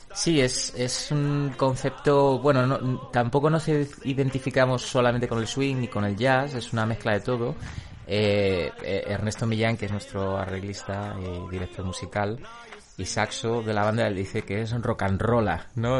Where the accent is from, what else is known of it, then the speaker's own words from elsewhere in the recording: Madrid, Community of Madrid, Spain; Yo soy madrileño